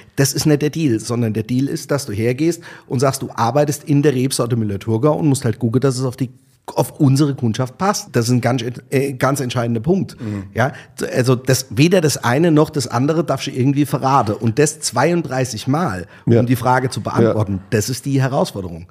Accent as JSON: {"language": "German", "area": "Bechtheim", "region": "Rhineland-Palatinate", "country": "Germany", "also_born_or_lived": "Austria", "moved": "as an adult", "said": "ich bin aus Bechtem"}